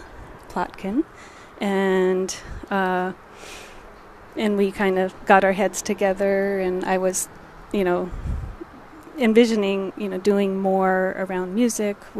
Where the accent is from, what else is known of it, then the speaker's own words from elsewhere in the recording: Springfield, Massachusetts, United States; moved away; also born or lived in New Orleans; Charles and I moved back to my hometown to raise